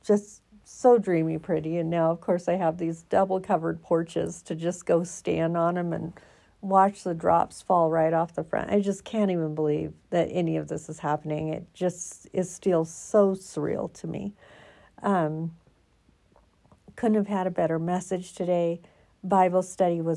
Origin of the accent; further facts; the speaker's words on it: Oregon, United States; moved away as an adult; now in Colorado, United States; I'm from Oregon